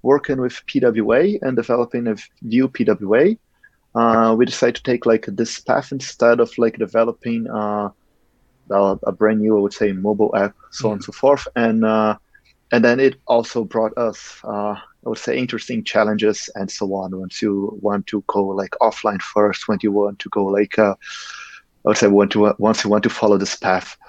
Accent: Brazil; moved away as an adult; now in Germany; I come from Brazil

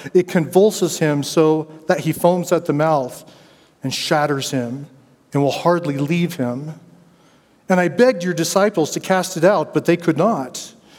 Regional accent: Denver, Colorado, United States; I grew up in Denver, Colorado

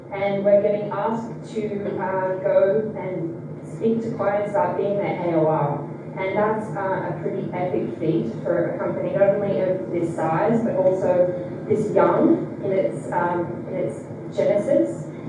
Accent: Australia; I'm Australian.

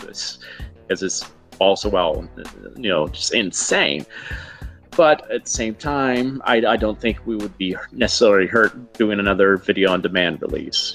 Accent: Huntsville, Alabama, United States; moved away as an adult; also born or lived in New York; Growing up in Alabama

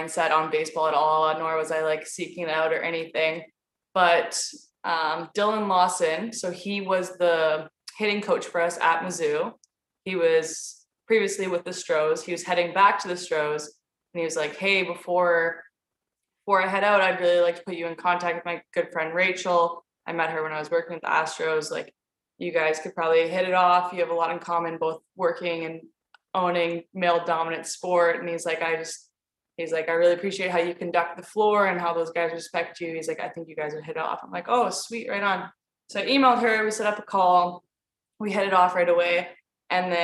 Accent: Canada; moved away as an adult; now in West Palm Beach, United States; I'm from Canada. So I initially got stateside. I got a basketball scholarship

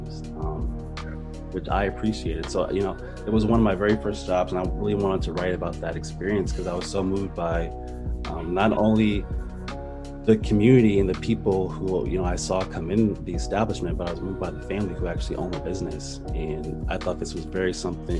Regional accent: Cleveland, Ohio, United States; moved away as an adult; also born or lived in Syracuse, New York; Born and raised in Cleveland, Ohio

